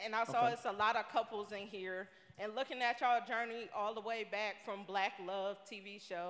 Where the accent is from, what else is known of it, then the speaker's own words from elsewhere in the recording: Detroit, Michigan, United States; I'm from Detroit.